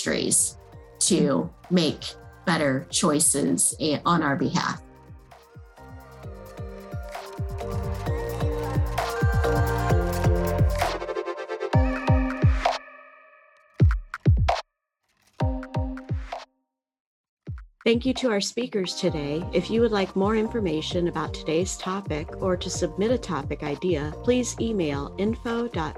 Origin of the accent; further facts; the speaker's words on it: Midwest, United States; Growing up in the Midwest with the Great Lakes